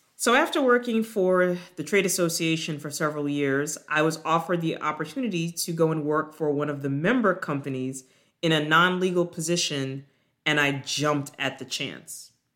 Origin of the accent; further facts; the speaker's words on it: Long Island, New York, United States; moved away as an adult; also born or lived in Jamaica / Durham, North Carolina / Baltimore, Maryland; now in Atlanta, United States; I was actually born on the island of Jamaica, but I grew up in New York, on Long Island, with my parents and my younger sister